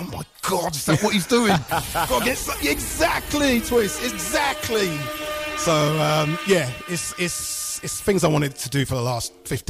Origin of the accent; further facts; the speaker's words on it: Luton, East of England, United Kingdom; moved away as an adult; also born or lived in London; I'm originally from Luton.